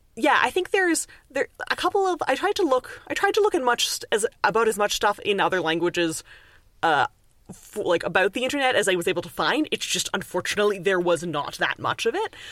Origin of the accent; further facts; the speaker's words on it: Canada; accent: Canadian; now in Montreal, Canada; people hear my accent and they're like, immediately you must be Canadian